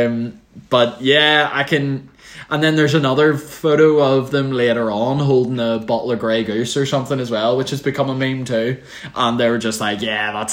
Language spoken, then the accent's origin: English; Northern Ireland, United Kingdom